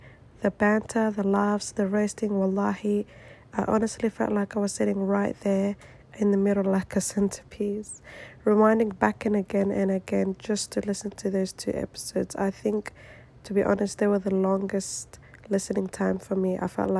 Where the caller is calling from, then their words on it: Melbourne, Victoria, Australia; I am listening from Melbourne, Australia.